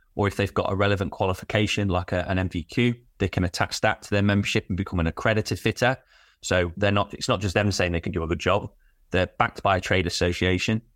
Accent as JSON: {"language": "English", "town": "Derby", "region": "East Midlands", "country": "United Kingdom", "said": "I'm from Derby, so East Midlands"}